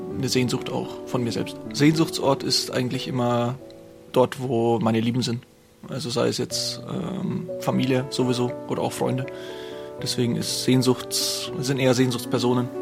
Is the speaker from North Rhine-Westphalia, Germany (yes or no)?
no; Würzburg, Bavaria, Germany; now in Vorarlberg, Austria; in Würzburg ist, da wo ich herkomme